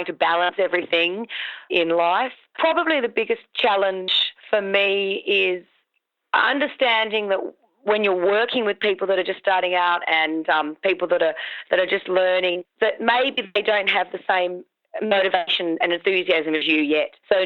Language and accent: English; Victoria, Australia; I'm from Victoria